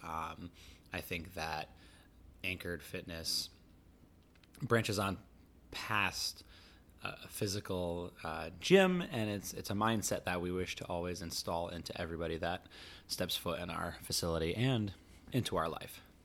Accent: Rhode Island, United States; growing up in Rhode Island, which is the ocean state

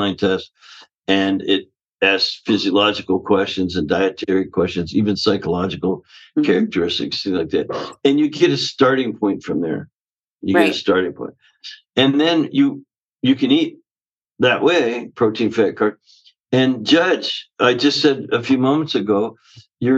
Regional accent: Canada; now in Southern California, United States; the way I was raised up in Canada. I live in Southern California now

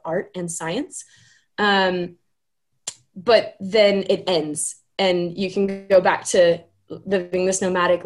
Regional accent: Laguna Beach, California, United States; moved away as an adult; also born or lived in New Zealand / Australia; I grew up in California. I grew up in Laguna Beach, California, which is down south

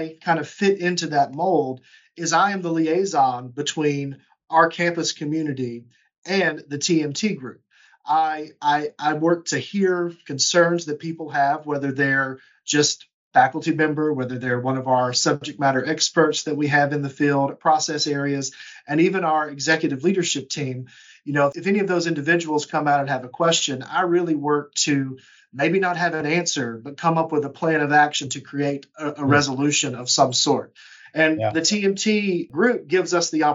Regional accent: Georgia, United States; now in Chattanooga, United States; My undergrad was at Georgia College in Georgia because I'm from Georgia

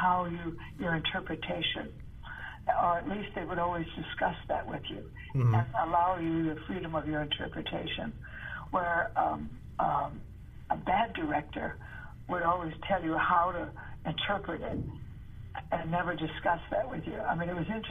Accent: Chicago, Illinois, United States; moved away; growing up in Chicago

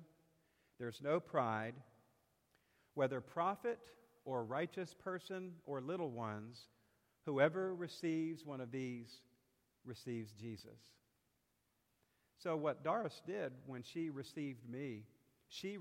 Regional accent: South Carolina, United States; now in Bon Air, United States; I'm from South Carolina

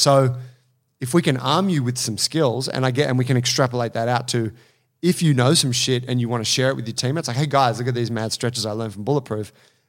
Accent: Australia; born there; first language English; Yeah, I just got good English because I was born in Australia.

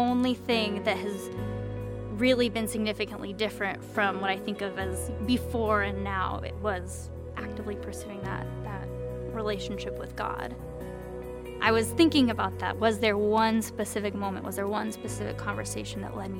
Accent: Kirkland, Washington, United States; I'm from Kirkland, and I love the nature in the Pacific Northwest, and I've grown up here my whole life.

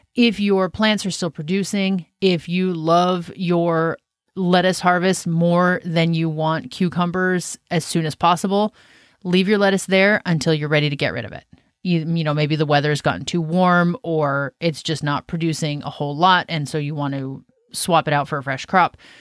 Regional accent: Washington, United States; also born or lived in Southern California / South Carolina / Western Oregon; now in Oregon, United States; I'm from Washington State, just north of where we live now

